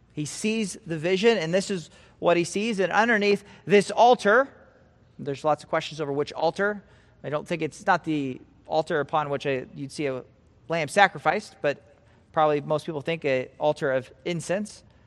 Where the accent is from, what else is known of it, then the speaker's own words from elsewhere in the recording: Nebraska, United States; moved away; also born or lived in California; I'm from Nebraska